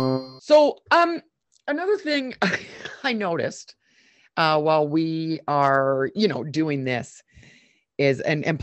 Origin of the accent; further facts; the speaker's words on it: Canada; now in Calgary, Canada; I'm a Canadian through and through